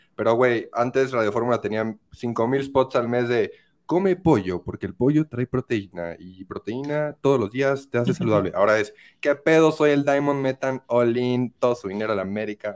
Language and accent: Spanish; Querétaro, Mexico; moved away as an adult; now in Mexico City, Mexico; yo soy de Querétaro. Yo soy de Querétaro